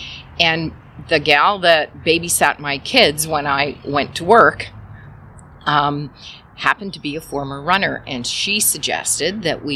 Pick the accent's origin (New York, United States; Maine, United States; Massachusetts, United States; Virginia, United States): Maine, United States; St. John Valley, northern; also born or lived in Halifax, Nova Scotia, Canada; I originally was born in Halifax, Nova Scotia. But part of the fun facts is I was raised in the Valley of St. John Valley in northern Maine